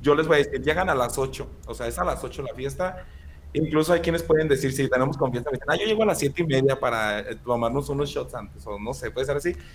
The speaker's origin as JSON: {"language": "Spanish", "region": "central Mexico", "country": "Mexico", "said": "hay muchas palabras muy distintas aquí como en el centro"}